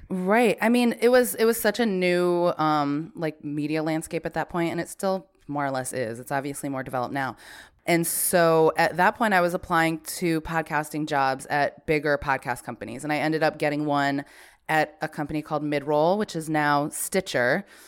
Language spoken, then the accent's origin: English; Branford, Connecticut, United States; I was born and raised in Brantford, Connecticut